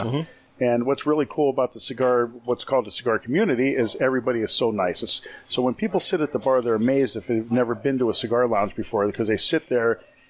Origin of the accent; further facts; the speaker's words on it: Pittsburgh, Pennsylvania, United States; moved away as an adult; also born or lived in Attleboro, Massachusetts; now in North Conway, United States; I'm from Pittsburgh.